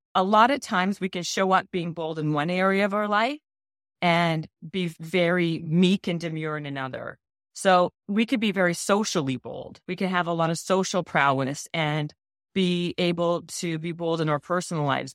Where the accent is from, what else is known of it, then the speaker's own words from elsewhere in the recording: Winnipeg, Manitoba, Canada; moved away; I'm Canadian and I was from Winnipeg, living in Winnipeg